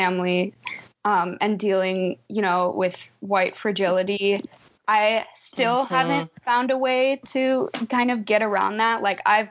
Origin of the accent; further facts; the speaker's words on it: Minnesota, United States; as a Minnesotan